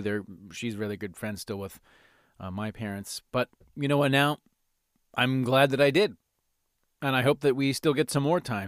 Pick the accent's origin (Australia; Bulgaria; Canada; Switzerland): Canada; Calgary, Alberta; I grew up in Rundle, in Calgary, in Northeast Calgary